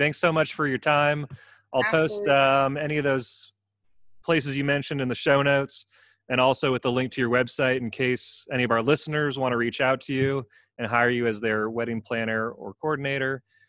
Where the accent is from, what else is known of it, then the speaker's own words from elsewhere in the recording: California, United States; moved away; I'm from California